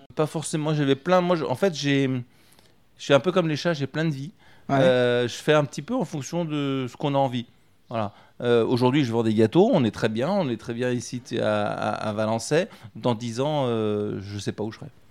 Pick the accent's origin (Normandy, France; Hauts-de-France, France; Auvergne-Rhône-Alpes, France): Auvergne-Rhône-Alpes, France; Lyon; moved away as an adult; also born or lived in Berry (Indre) / Épinal; now in Indre, France; Moi, je suis lyonnais à la base. Je suis un vrai gonne de Gerland